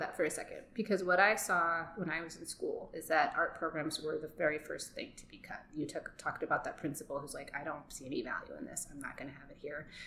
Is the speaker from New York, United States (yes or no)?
yes; New York City, New York, United States; moved away; I was born in Brooklyn. Um, danced there when I was like four years old